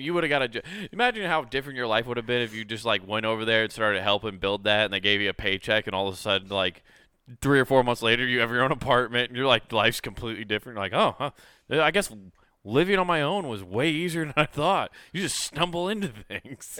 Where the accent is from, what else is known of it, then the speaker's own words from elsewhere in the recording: Detroit, Michigan, United States; I'm from Detroit